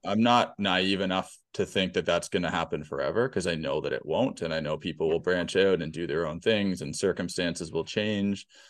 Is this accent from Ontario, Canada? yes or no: yes; Peterborough, Ontario, Canada; also born or lived in Hamilton; Peterborough is my, is my hometown. This is where I was born and raised